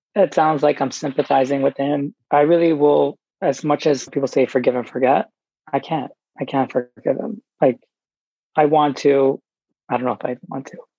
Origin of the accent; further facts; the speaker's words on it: New York, United States; I grew up in New York